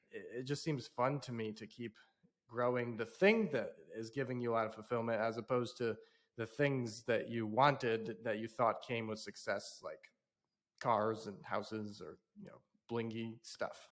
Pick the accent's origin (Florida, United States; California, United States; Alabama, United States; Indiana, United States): Indiana, United States; South Bend; I grew up in South Bend, Indiana, of all places